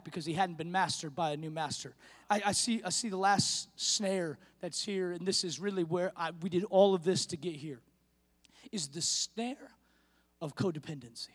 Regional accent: the Northwest, Pacific Northwest, United States; moved away; We're from the Northwest

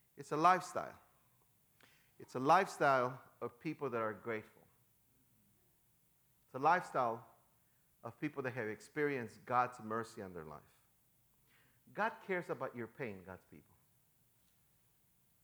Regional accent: Chicago, Illinois, United States; moved away; also born or lived in San Diego; I am from Chicago.

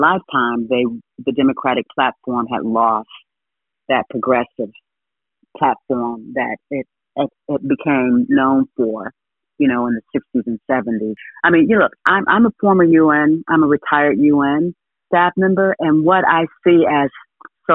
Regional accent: Ohio, United States; I grew up in Ohio.

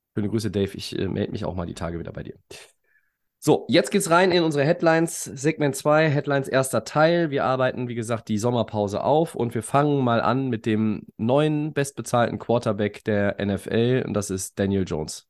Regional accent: Düsseldorf, North Rhine-Westphalia, Germany; als Düsseldorfer

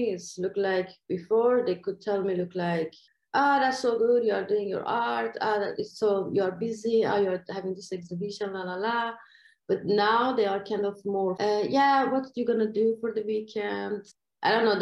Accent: Iran; English is a second language; moved away as an adult; now in Malmö, Sweden; it's a big difference between the way I grew up in Iran. This was a big culture clash for me in here

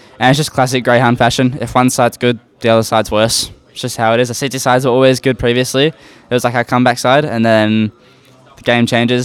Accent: Australia; We're Australian core

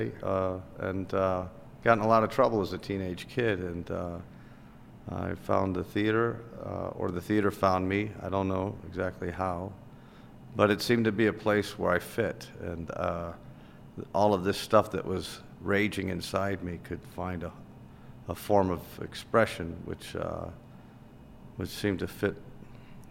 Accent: Chicago, Illinois, United States; I'm born and raised in Chicago, and I grew up on the north side

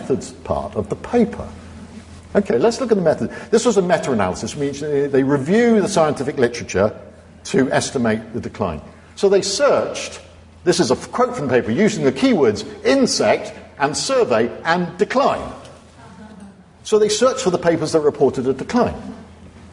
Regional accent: North Devon, South West England, United Kingdom; I come from North Devon, and I've got a little flat in Ilfracombe where I'm going to spend my dotage

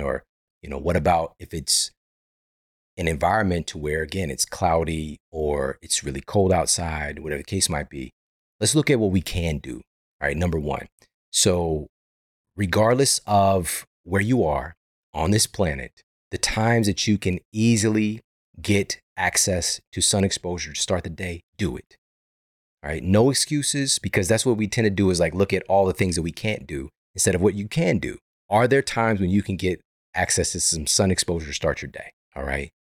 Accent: Missouri, United States; now in Los Angeles, United States; I'm from Missouri. I'm from the Midwest

